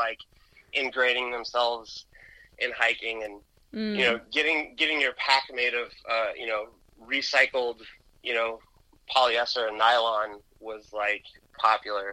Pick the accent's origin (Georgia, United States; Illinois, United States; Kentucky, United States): Georgia, United States; Atlanta; also born or lived in Jersey City, New Jersey; I grew up in Atlanta.